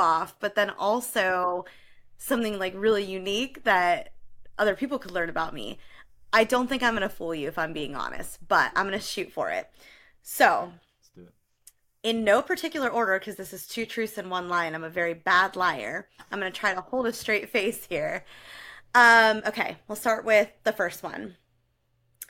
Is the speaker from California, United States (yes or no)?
yes; California, United States; moved away as an adult; also born or lived in Ohio; I grew up in California and then moved to Ohio for college